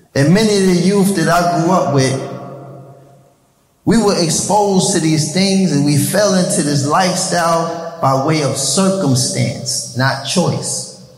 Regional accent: New York City, New York, United States; I was born in New York City, raised in Harlem.

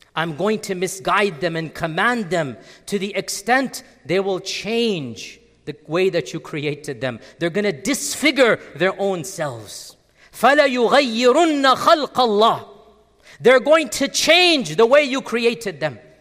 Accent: United States; as Americans

